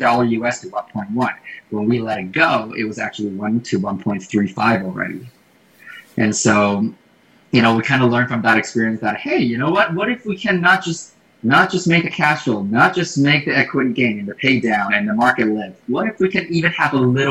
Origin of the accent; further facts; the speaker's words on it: Taiwan; English is a second language; now in Canada; I'm from Asia originally, and I was born and raised in Taiwan.